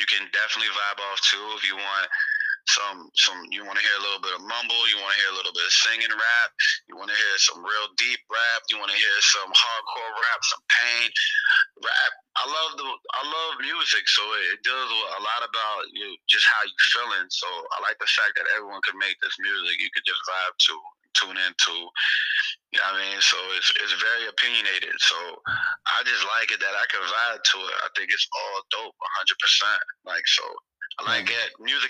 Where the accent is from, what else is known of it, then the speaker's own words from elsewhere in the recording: the South, United States; I grew up in the South, maybe I was talking like that, but I met some niggas that's from the South that talk just like us.